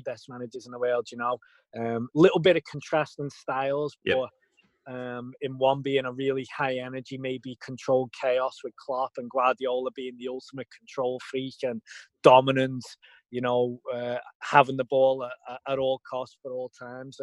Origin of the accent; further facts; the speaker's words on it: Liverpool, North West England, United Kingdom; moved away as an adult; also born or lived in Plattsburgh, New York; now in United States; I'm Liverpool, England, born and bred. Lived there till I was 18, till I moved over to the States.